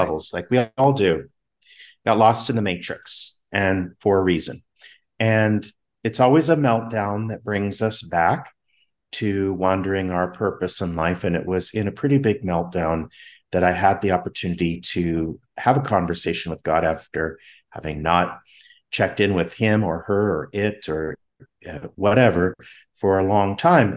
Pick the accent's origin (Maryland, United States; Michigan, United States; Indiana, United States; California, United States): California, United States; Southern; moved away; I'm from Southern California